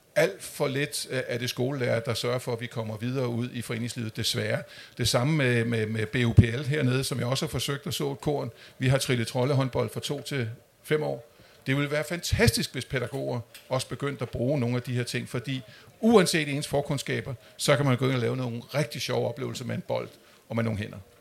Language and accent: Danish; Amager, Capital Region of Denmark, Denmark; Jeg er vokset op ude på Amager